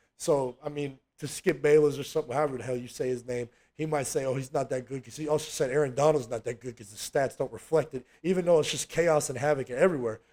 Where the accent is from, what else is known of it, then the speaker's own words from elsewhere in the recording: California, United States; I'm from California